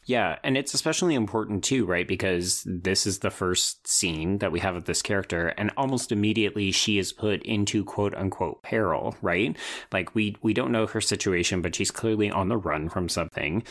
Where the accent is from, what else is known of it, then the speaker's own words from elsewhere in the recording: Canada; as a Canadian